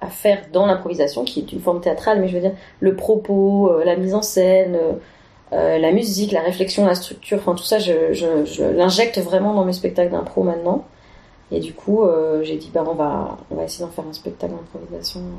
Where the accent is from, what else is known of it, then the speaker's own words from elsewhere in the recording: Annecy, Auvergne-Rhône-Alpes, France; now in Belgium; parce que je suis d'Annecy, je suis, au Savoyard à la base, donc j'ai, j'ai pas encore bien euh, acquis toutes leurs expressions.